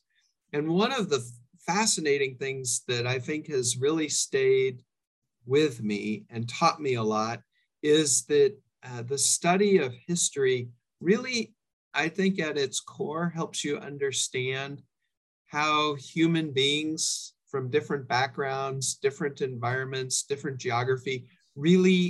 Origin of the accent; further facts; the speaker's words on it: Orinda, California, United States; I grew up in Northern California, actually a bit of a rarity, a fourth generation Californian.